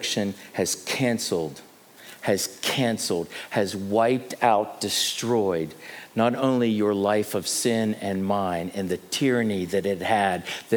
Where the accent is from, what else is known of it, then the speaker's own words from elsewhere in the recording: United States; moved away as an adult; now in South Africa; As an American living in this country for a cumulative time frame of 12 years